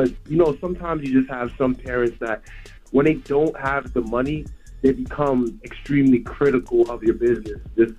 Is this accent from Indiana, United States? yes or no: no; New York City, New York, United States; I'm from New York City again. My mom was a single mother growing right. up.